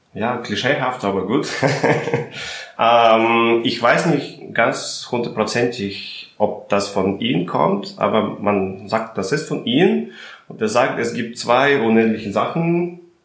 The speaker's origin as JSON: {"language": "German", "country": "Russia", "moved": "yes", "lives_now": "Berlin, Germany", "said": "ich komme aus Russland"}